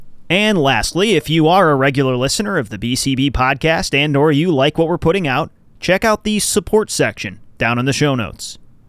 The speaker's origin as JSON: {"language": "English", "area": "Chicago area", "region": "Illinois", "country": "United States", "said": "we're from the Chicago area."}